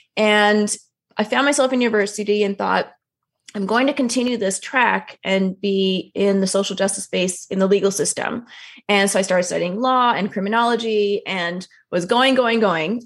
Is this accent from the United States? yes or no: no; Toronto, Ontario, Canada; I'm first generation Canadian. I was born in Toronto, which is, you know, an incredibly multicultural city